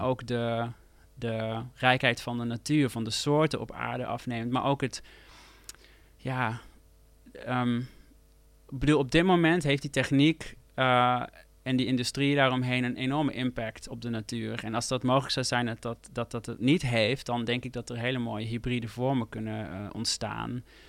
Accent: near Eindhoven, North Brabant, Netherlands; moved away as an adult; ik groeide natuurlijk op bij Eindhoven

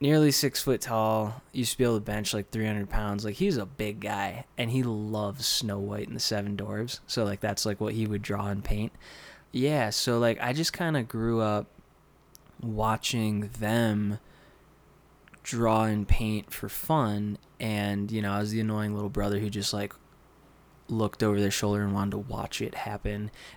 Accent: Dunkirk, New York, United States; now in Santa Fe, United States; I grew up in Dunkirk, New York, which is near Buffalo, a couple snowdrifts away

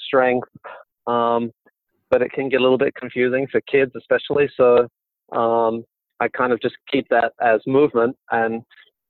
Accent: Brisbane, Queensland, Australia; I was born in Brisbane in Australia

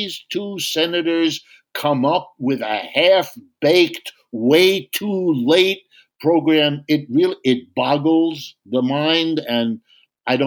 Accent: Youngstown, Ohio, United States; I was born in Youngstown, Ohio

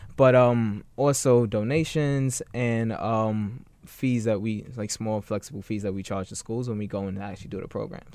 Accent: New York City, New York, United States; I grew up in Bed-Stuy before it was quote unquote gentrified

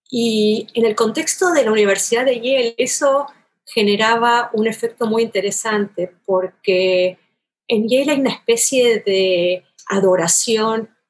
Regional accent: Buenos Aires, Argentina; accent: porteño; moved away as an adult; now in United States; Sí, soy argentina y tengo el acento porteño Ah, vengo de Buenos Aires, nací en Buenos Aires, eh, vine a Estados Unidos como muchos otros latinoamericanos

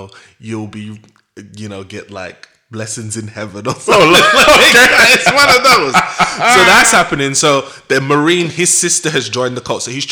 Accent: Jamaica; as a Jamaican

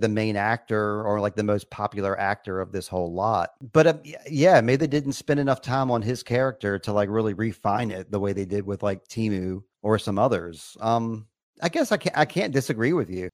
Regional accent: United States; I'm an American boy

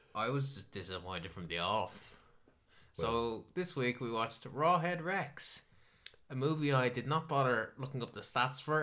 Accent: Ireland

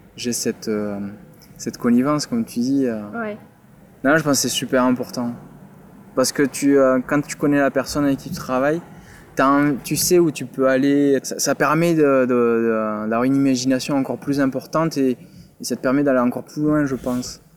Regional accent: Toulouse, Occitania, France; moved away as an adult; also born or lived in Paris; je suis originaire de Toulouse

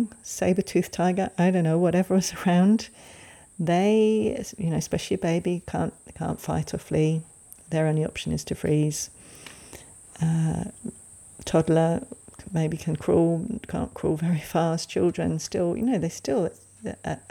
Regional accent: England, United Kingdom; I grew up in England, you probably can tell from my accent, and back in the day, I was a child in the 70s.

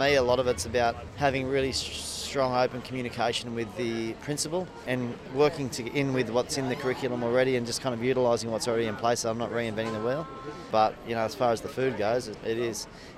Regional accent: Kyogle, New South Wales, Australia

